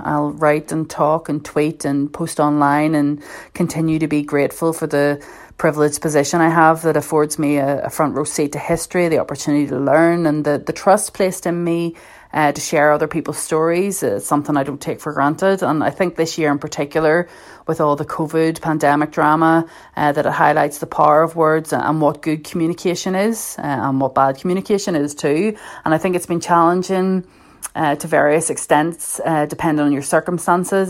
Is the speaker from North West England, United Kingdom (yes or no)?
no; Belfast, Northern Ireland, United Kingdom; I'm from Belfast. Um, you know, I have to specify that I'm from North Belfast.